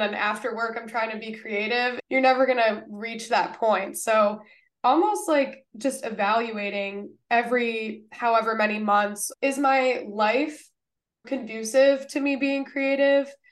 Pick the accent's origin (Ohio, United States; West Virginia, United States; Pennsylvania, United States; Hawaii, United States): Ohio, United States; my home state of Ohio